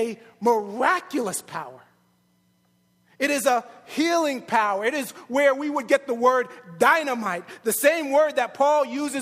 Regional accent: New York City, New York, United States; I'm from New York

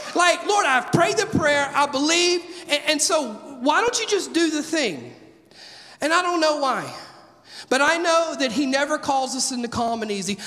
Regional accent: Mississippi, United States; now in Oak Ridge, United States; I'm from Mississippi where tornadoes are just as common as mosquitoes

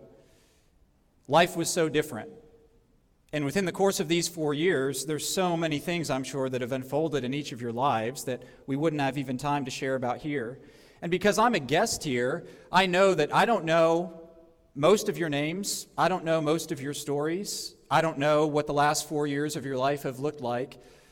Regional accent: Texas, United States; I'm from Texas

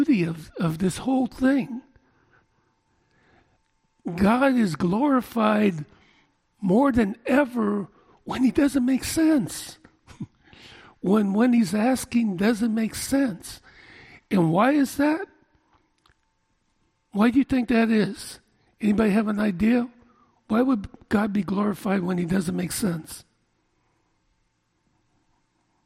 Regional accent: Oakland, California, United States; born and raised in East Oakland

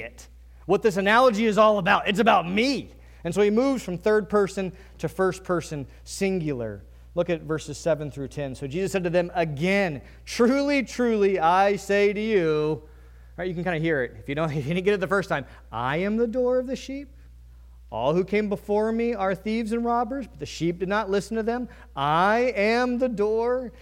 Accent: Virginia, United States; now in New England, United States; I'm from Virginia

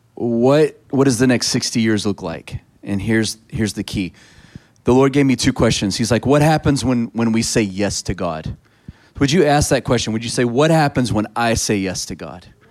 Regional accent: Texas, United States; I'm a Texan

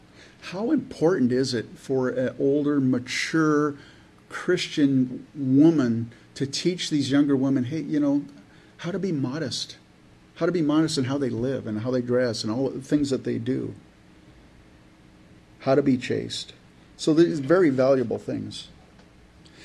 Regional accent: California, United States; I grew up in California, so it's in my blood

